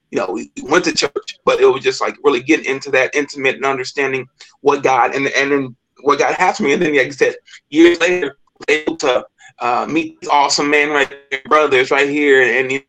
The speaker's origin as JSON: {"language": "English", "town": "Kansas City", "country": "United States", "tie": "born or raised there", "said": "I I grew up in Kansas City. I got three brothers and a sister. Um, grew up in Kansas City like in, in our whole life, and you know, we grew up in church."}